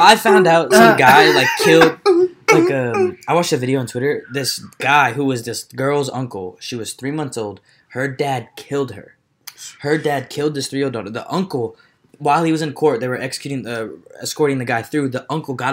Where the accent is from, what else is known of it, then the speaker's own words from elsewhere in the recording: Texas, United States; I grew up in Texas